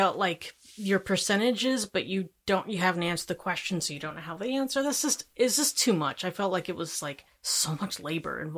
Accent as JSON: {"language": "English", "town": "Indianapolis", "region": "Indiana", "country": "United States", "also_born_or_lived": "Lincoln, Nebraska / Houston, Texas", "moved": "as an adult", "lives_now": "St. Louis, United States", "said": "I'm from Indianapolis, Indiana. Yeah. I've only been here about 2 years"}